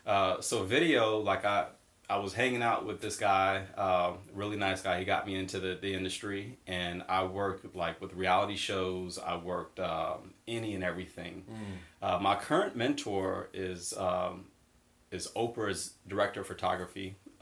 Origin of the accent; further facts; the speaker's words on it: Boston, Massachusetts, United States; Yeah, so I'm originally from the Boston area, Massachusetts.